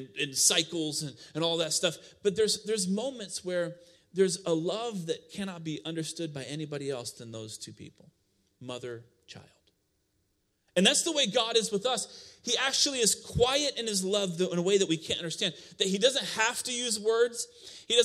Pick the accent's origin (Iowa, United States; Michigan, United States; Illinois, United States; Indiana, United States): Iowa, United States; moved away; I came from Iowa